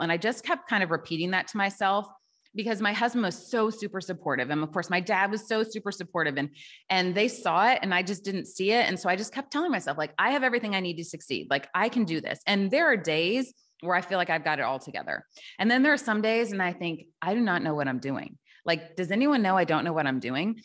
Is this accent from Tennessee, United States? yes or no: yes; Tennessee, United States; also born or lived in Chicago; now in Milwaukee, United States; I live in Milwaukee, Wisconsin, but I'm from Tennessee originally